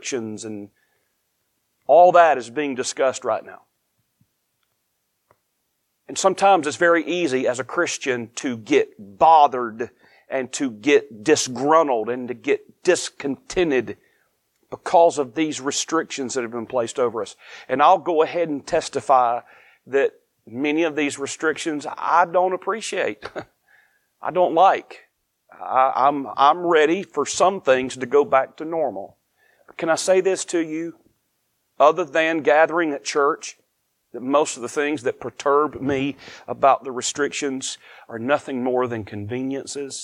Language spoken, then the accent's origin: English; United States; now in Eastern North Carolina, United States; I am grateful to be an American